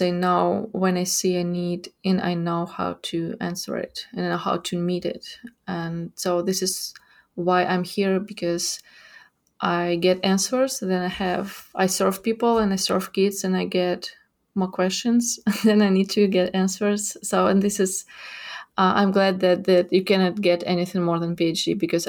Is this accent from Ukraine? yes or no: yes; Ukraine; English is a second language; moved away as an adult; now in Fort Worth, United States; I was born and raised in Ukraine, and I lived there all my life. In 2017, I got here in Fort Worth to get my master's in developmental trauma here at TCU. And in 2018, I got back to Ukraine.